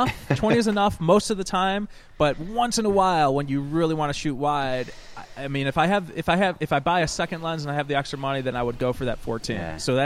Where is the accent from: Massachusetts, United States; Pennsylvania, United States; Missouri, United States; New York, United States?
New York, United States; Rochester; I hail from Rochester, New York, the land of Kodak.